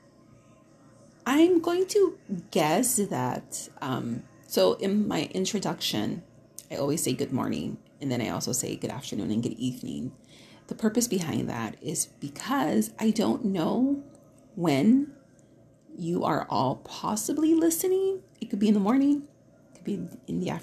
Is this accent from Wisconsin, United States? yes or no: yes; Milwaukee, Wisconsin, United States; now in Southern California, United States; I am from Milwaukee, but I'm a California person by now. You know, I got here in 89.